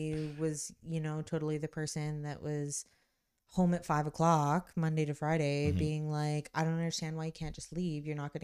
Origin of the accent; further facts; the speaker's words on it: Kitchener, Ontario, Canada; but I grew up in Kitchener, so I've been here lots